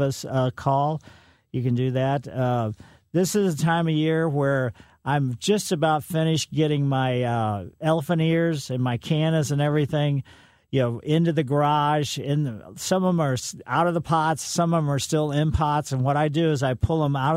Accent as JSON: {"language": "English", "country": "United States", "tie": "born or raised there", "said": "I grew up in West County"}